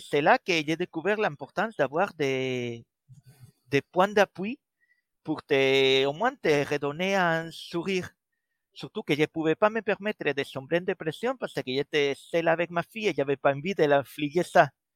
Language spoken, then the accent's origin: French; Spain; accent: Spanish; French is a second language; moved away as an adult; now in Brittany, France; je suis espagnol et malgré avoir passé déjà plus de vingt ans à la pointe de la Bretagne, l'accent ne part pas